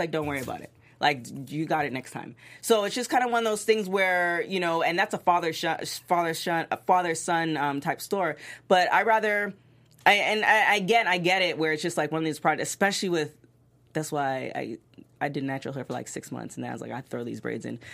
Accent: Toronto, Ontario, Canada; moved away; I'm originally from Toronto

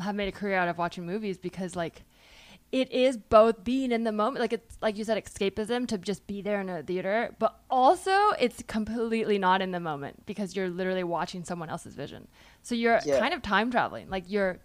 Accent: Palo Alto, California, United States; I remember like really wanting to get into Stanford because I was from Palo Alto

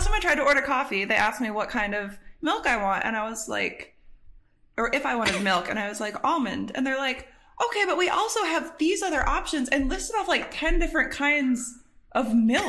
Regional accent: Michigan, United States; I grew up in Michigan, but I had like family in New York State, not in like Manhattan area

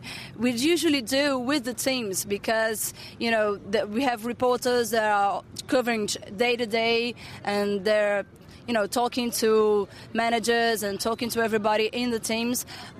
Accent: Brazil; here in Brazil

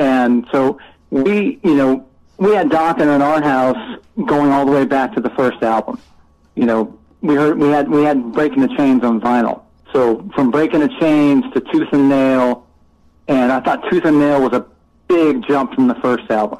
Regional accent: Southern California, United States; I grew up in Southern California

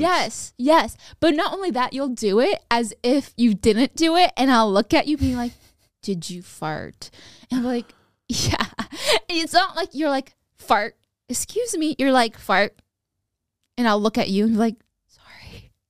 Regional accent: Sacramento, California, United States; I'm from Sacramento

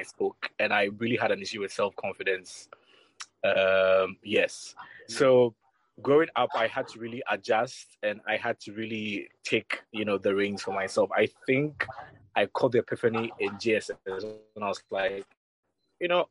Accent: Accra, Greater Accra, Ghana; I grew up in Accra, but I grew up in La Paz, a place called La Paz

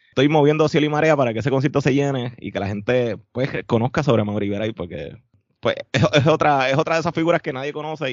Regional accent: Carolina, Puerto Rico; también me crié en Carolina

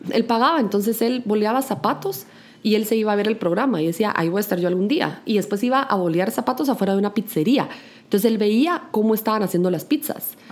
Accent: Guatemala; la gastronomía de mi país

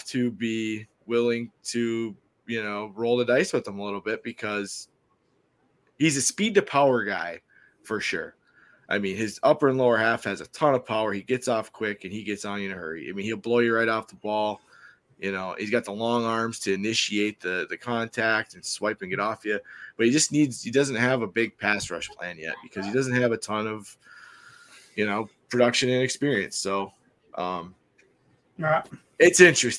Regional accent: Michigan, United States; moved away; It's my home state

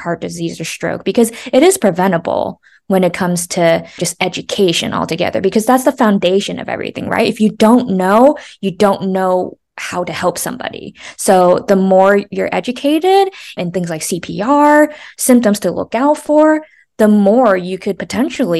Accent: United States; moved away; I'm from the East Coast. I'm from New Jersey, New York area. So like I'm used to talking really fast

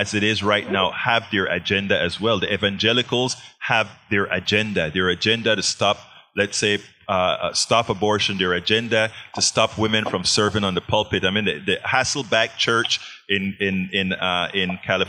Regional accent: Panama; also born or lived in Texas, United States; now in United States; I'm from Panama, so I was a Catholic.

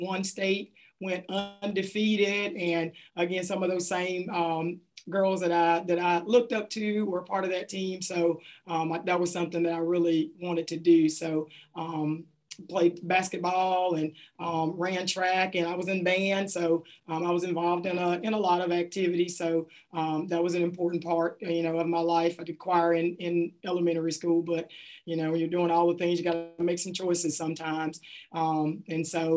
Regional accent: Hattiesburg, Mississippi, United States; Grew up in a community outside of Hattiesburg called Kelly Settlement

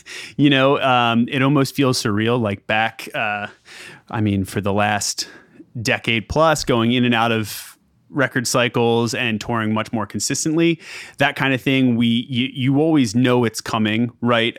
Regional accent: just outside Philadelphia, Pennsylvania, United States; moved away as an adult; now in Atlanta, United States; I grew up just outside Philadelphia and have pretty much up until this past summer been a Philly guy my entire life

